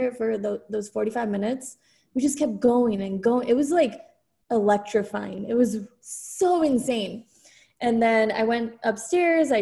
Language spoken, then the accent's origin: English; California, United States; moved away as an adult; also born or lived in Dallas, Texas; now in Austin, United States; I was from California